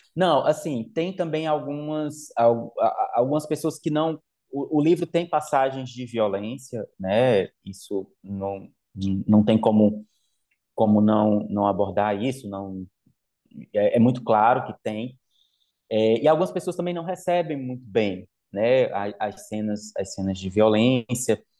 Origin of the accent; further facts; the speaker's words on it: Limoeiro, Brazil; moved away as an adult; na zona rural de Limoeiro, onde eu cresci até os meus 17, meus 17 anos